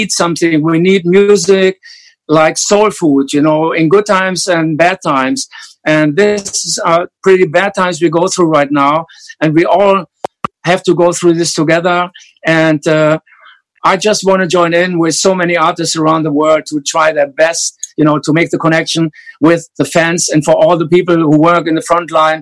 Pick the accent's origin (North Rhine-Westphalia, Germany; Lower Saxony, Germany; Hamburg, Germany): Lower Saxony, Germany; Hanover; English is a second language; growing up in post-war Germany, like Rudolf and myself